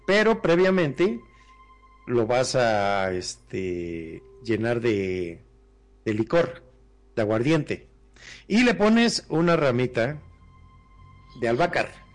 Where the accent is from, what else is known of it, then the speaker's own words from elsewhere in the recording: Mexico; como buenos mexicanos